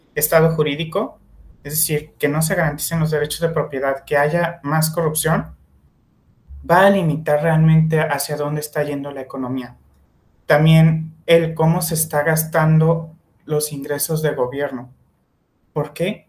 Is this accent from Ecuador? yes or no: no; Mexico; como mexicanos, al ser universitarios